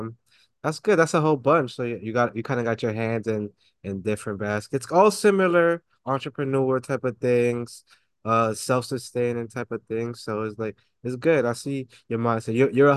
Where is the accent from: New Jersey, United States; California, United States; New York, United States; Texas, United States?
New York, United States; New York City; me being from the Bronx, I went to school up in like 2 and 5 line